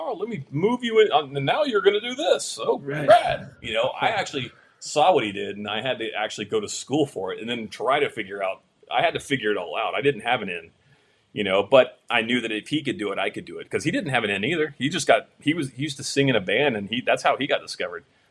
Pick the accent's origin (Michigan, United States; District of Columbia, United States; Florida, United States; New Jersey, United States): Florida, United States; moved away as an adult; also born or lived in California; now in Los Angeles, United States; born in California, grew up in Florida